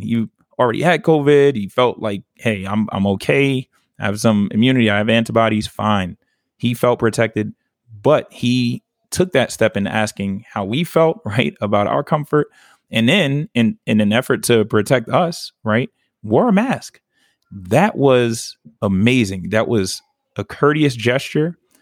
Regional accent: New York City, New York, United States; moved away; also born or lived in the South; I'm a New Yorker to the fullest

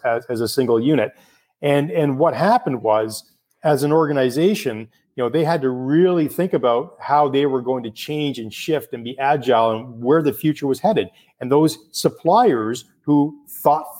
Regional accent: Canada; I'm Canadian

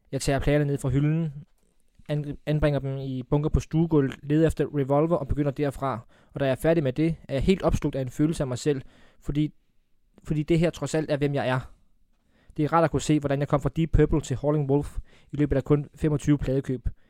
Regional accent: Funen, Southern Denmark, Denmark; folk kan jo høre på mig, jeg er fra Fyn

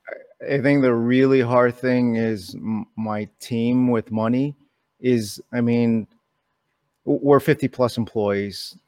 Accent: New York City, New York, United States; I was born in New York City. Someone hit my town on nine eleven.

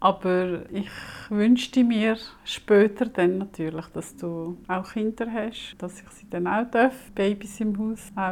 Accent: Switzerland; accent: Swiss German; wenn ich im Laden bin und jemand mit mir Hochdeutsch redet und ich rede Schweizerdeutsch

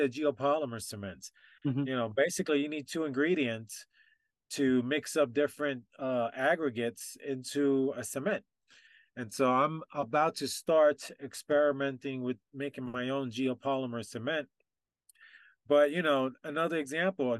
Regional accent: New York City, New York, United States; moved away as an adult; I was born and raised in Brooklyn, New York

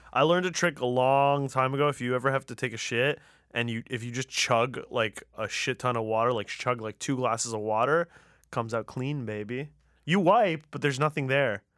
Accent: Tehran, Tehran Province, Iran; moved away; I'm from Tehran

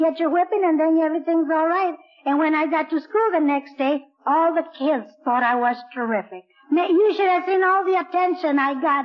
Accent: Orange County, California, United States; moved away as an adult; now in Blythe, United States; I'm really from Orange County

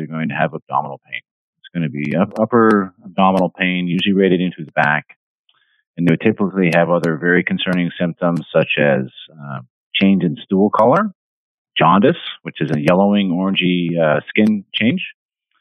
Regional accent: Canada; moved away as an adult; also born or lived in Vancouver, British Columbia / Halifax, Nova Scotia; now in Rockport, United States; I'm from Canada. I'm Canadian

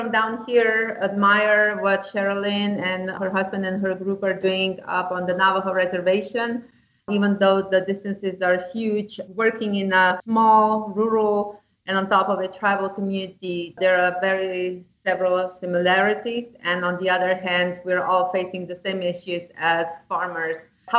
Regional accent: Slovenia; English is a second language; moved away as an adult; now in Ajo, United States; I was born and raised in Slovenia, which is a small country on the top of the Adriatic Sea, squeezed between Italy, Austria, and Croatia, and was a part of ex-Yugoslavia.

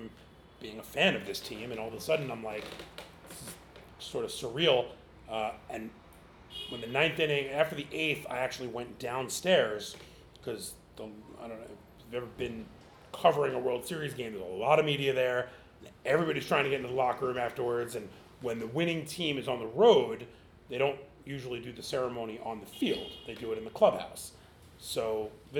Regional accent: New York, United States; as a New Yorker

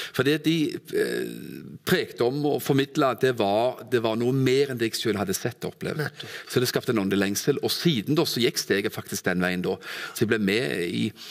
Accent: Stavanger, Rogaland, Norway; moved away as an adult; also born or lived in Kvinesdal / Arendal; now in Froland, Norway; Født og oppvokst i Stavanger

